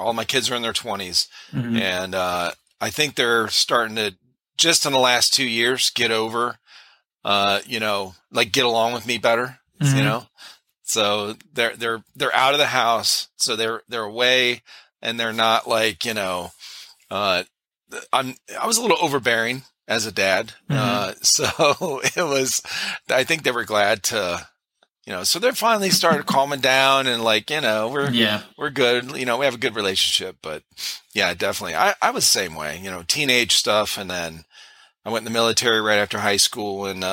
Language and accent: English; Cleveland, Ohio, United States; moved away as an adult; now in South Carolina, United States; we're originally from Cleveland, Ohio